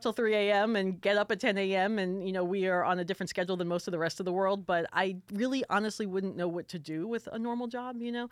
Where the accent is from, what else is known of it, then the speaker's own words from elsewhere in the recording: South Florida, United States; moved away; I grew up in South Florida. My family's from Brooklyn